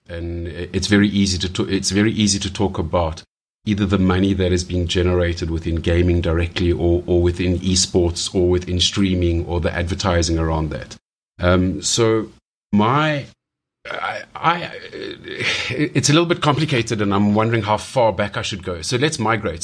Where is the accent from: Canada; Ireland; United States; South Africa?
South Africa; growing up in South Africa